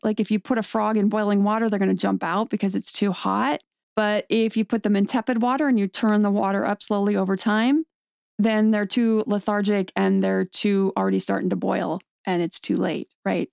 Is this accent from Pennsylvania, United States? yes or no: yes; State College, Pennsylvania, United States; moved away; also born or lived in Santa Clarita, California; I grew up in State College, Pennsylvania